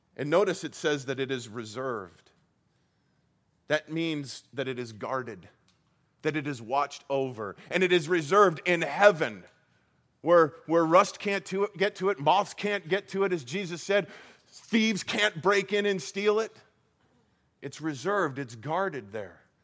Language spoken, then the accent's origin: English; Colorado, United States; moved away as an adult; also born or lived in Iowa; now in Arizona, United States; I, I grew up in Colorado and I spent probably 25 years of my life in Colorado